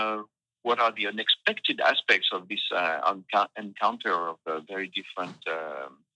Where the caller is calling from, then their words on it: Massif Central, France; it's just the Massif Central, you know, these uh, old uh, mountains in the center of France.